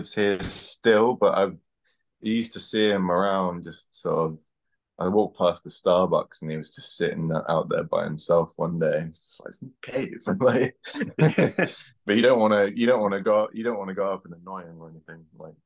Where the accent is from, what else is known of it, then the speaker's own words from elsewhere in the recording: Guernsey; now in Brighton, United Kingdom; I'm from Guernsey in the Channel Islands